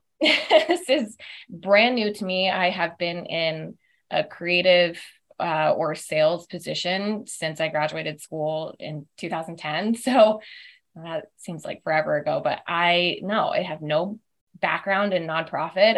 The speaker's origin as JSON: {"language": "English", "region": "South Florida", "country": "United States", "also_born_or_lived": "Auburn, Alabama / Atlanta, Georgia", "moved": "as an adult", "lives_now": "Chamblee, United States", "said": "I'm originally from South Florida"}